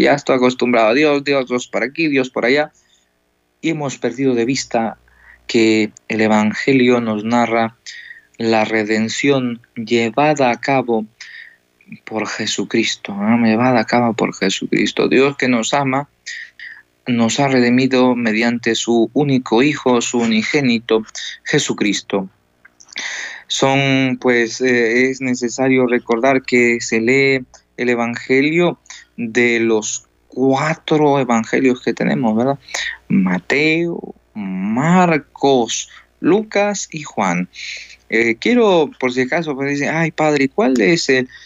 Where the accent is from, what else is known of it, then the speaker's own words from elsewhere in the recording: Ecuador; moved away as an adult; now in El Salvador; Entonces estamos aquí de misionero y soy de Ecuador